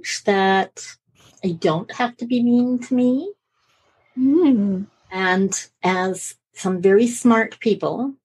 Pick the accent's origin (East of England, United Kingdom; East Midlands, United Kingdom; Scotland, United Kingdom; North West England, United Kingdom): Scotland, United Kingdom; Edinburgh; moved away; also born or lived in Canada; And we're both from Edinburgh.